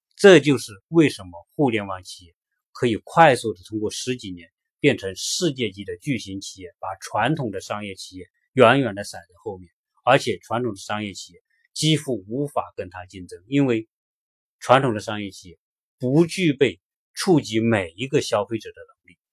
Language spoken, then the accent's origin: Chinese; China; moved away as an adult; now in United States; 我们作为一个中国人，我们在中国生活了几十年，再到美国来